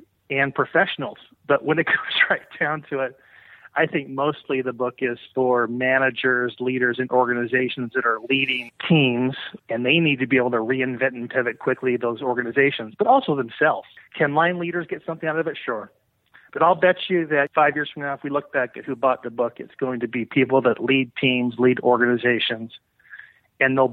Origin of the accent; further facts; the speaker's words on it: Oakland, California, United States; I'm from Oakland.